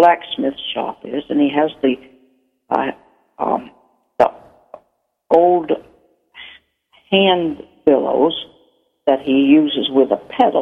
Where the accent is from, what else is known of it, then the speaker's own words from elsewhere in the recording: Maine, United States; I grew up in Maine